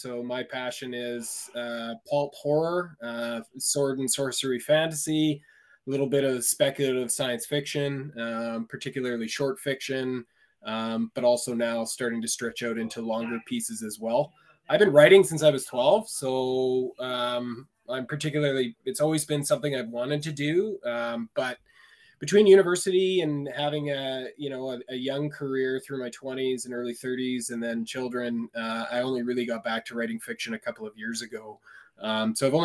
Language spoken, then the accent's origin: English; Vancouver, British Columbia, Canada; moved away as an adult; now in northern British Columbia, Canada; I'm a city boy. I was born and raised in Vancouver